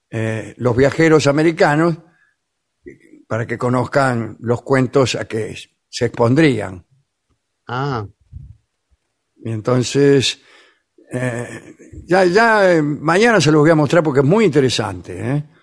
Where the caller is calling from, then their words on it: Young, Río Negro, Uruguay; de Yang, en, Río Negro, Uruguay.